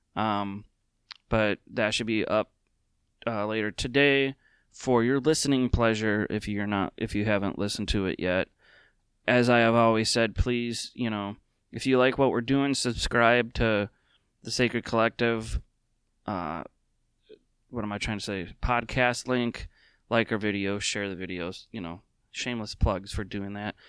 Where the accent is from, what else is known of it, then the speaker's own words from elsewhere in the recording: Minnesota, United States; as a lifelong Minnesotan